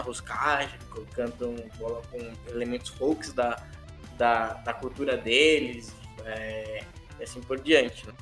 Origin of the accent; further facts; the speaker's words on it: São Paulo, Brazil; Eu, eu, sou de São Paulo, né? Moro aqui hoje